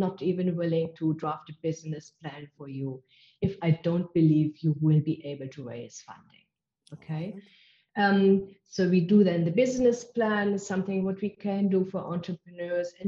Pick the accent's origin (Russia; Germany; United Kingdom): Germany; English is a second language; moved away as an adult; now in South Africa; I am originally from Germany. Can't get rid of my accent